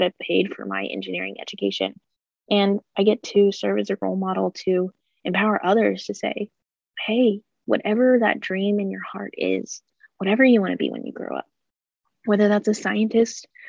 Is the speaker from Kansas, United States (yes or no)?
yes; Butler Community College area, Kansas, United States; calculus classes at Butler Community College in my hometown